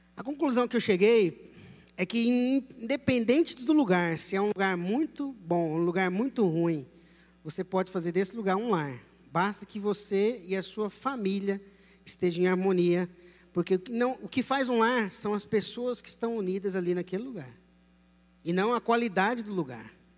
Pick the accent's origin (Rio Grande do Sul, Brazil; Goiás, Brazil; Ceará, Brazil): Goiás, Brazil; como todo bom goianinho